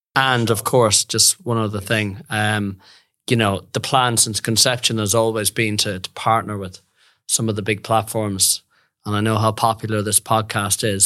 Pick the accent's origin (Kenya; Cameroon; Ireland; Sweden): Ireland; Westport, Connacht; moved away as an adult; also born or lived in France / London; now in Perth, Australia; grew up in the west of Ireland, beautiful little town called Westport